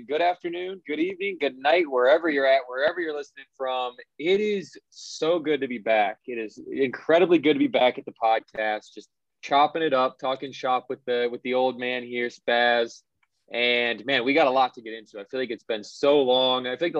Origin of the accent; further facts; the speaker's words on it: Michigan, United States; now in Phoenix, United States; I grew up in Michigan.